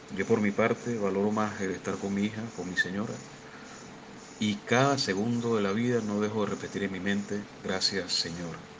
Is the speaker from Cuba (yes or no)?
no; Venezuela; now in Argentina; soy venezolano, actualmente resido en Argentina